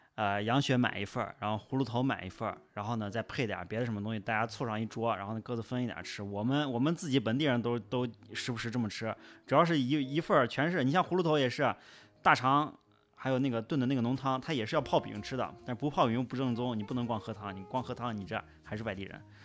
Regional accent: Xi'an, Shaanxi, China; 那个东西我自己作为西安人

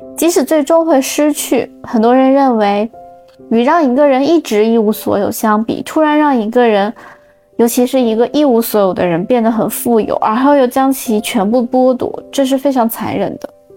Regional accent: Xinjiang, China; moved away; 我的家乡新疆

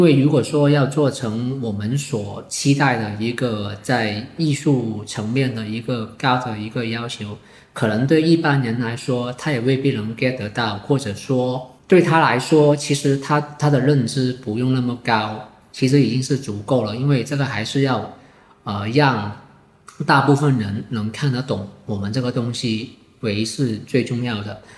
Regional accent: Foshan, Guangdong, China; 我是南海人，所以我是本地人

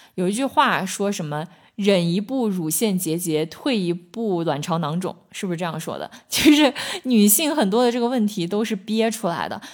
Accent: China; 我们中国人吃饭可能就会觉得吃饭是一件很重要的事情

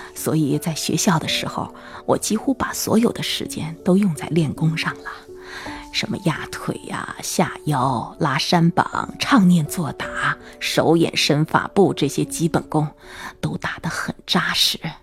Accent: Jiangxi, China; 我们江西老家

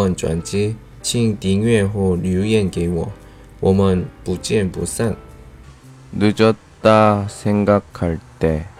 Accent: South Korea; 我是来自韩国的外教

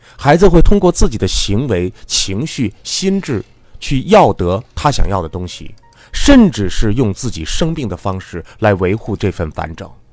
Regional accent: China; 咱们中国人

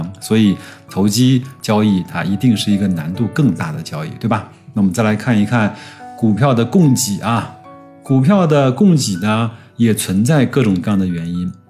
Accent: China; 我们中国人

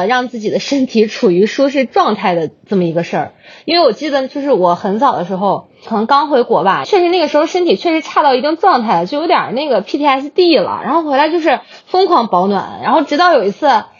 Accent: Hebei, China; 我是我是河北人。

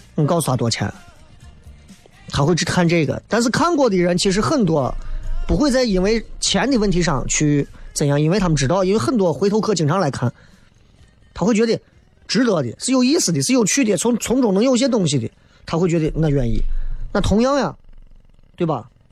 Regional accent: Xi'an, Shaanxi, China; 俺西安人

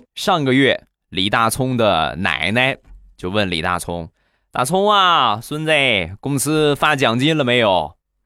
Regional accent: Rizhao, Shandong, China; 日照绿茶，我们家乡的特产

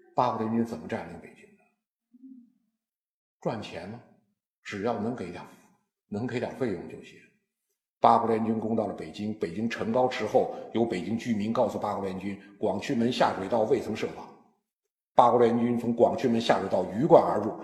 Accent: China; 我们中国人

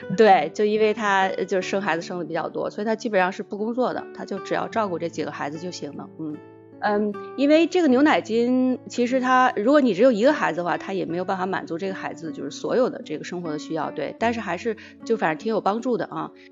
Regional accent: Northeast China, China; moved away as an adult; also born or lived in Canada; 我是在东北出生的

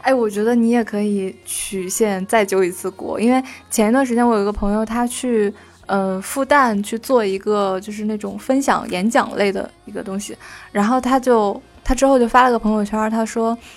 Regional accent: Northeast China, China; 因为我家是东北的嘛

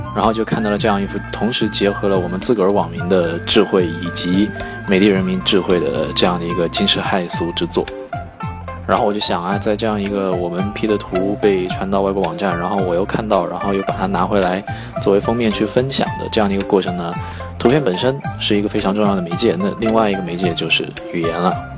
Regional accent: China; 我们中国人

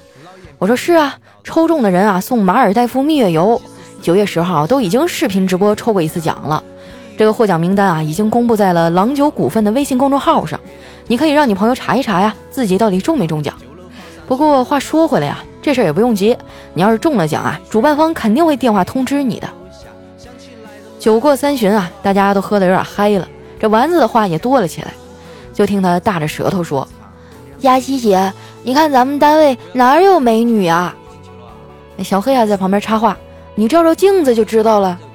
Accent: Northeast China, China; moved away; 对我家乡的思念

